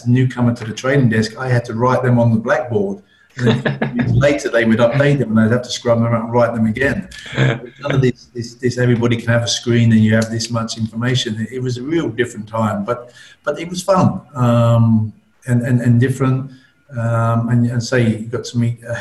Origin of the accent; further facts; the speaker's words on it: London, United Kingdom; I'm from London